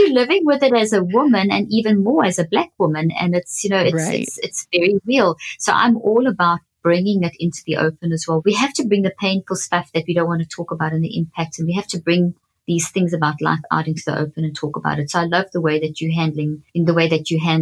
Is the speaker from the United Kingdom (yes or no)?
no; South Africa; moved away; we grew up in South Africa, and I worked through the apartheid transition and the post-apartheid era